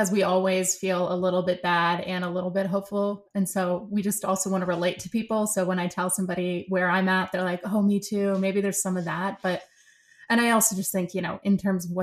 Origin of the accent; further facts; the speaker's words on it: Philadelphia, Pennsylvania, United States; moved away as an adult; also born or lived in Santa Fe / Switzerland / Germany; now in New York, United States; we came back to the States and I grew up, you know, my childhood was sort of outside of Philadelphia in the suburbs of Philly